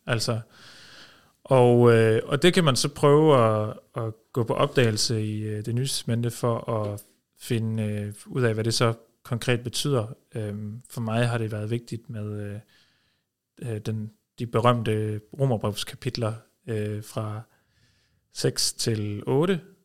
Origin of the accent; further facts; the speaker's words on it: Norway; now in Denmark; jeg er født i Norge